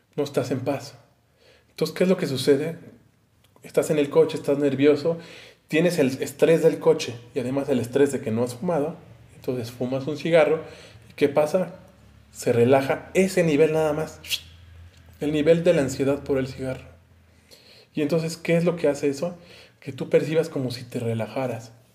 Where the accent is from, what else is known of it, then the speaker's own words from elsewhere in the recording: Mexico; yo soy de México